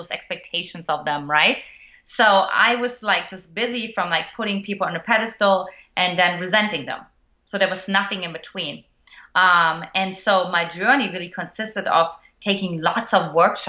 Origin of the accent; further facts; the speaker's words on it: eastern Germany, Germany; moved away; I grew up in Eastern Germany to an emotionally absent mother